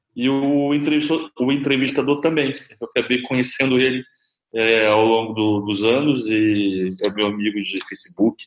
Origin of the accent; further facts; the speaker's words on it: interior of Rio de Janeiro, Brazil; moved away; eu sou do interior do Rio de Janeiro